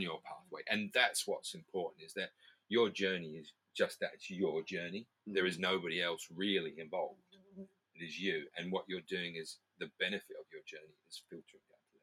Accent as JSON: {"language": "English", "country": "New Zealand", "said": "I'm from New Zealand"}